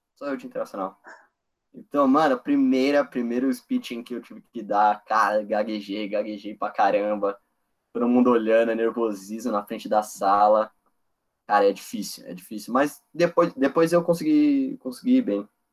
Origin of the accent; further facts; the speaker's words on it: São Paulo, Brazil; moved away as an adult; also born or lived in West Burlington, Iowa; Eu sou de São Paulo